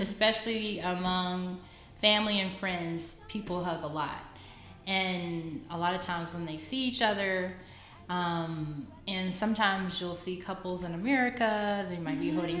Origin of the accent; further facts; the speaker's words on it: Fort Worth, Texas, United States; moved away as an adult; also born or lived in Brazil / South Korea; now in China; I'm from Fort Worth, Texas.